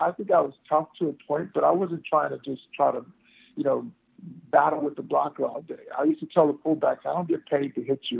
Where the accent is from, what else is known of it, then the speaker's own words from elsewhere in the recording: Texas, United States; growing up in Texas